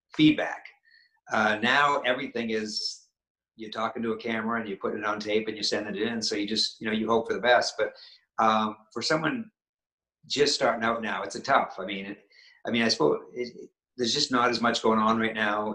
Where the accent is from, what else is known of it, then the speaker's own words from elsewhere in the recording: Maine, United States; I'm from New England. I'm from Maine